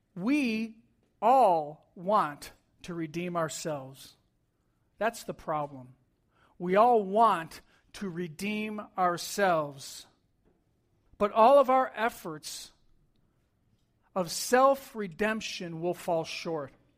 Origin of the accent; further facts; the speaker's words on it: New York, United States; I grew up in New York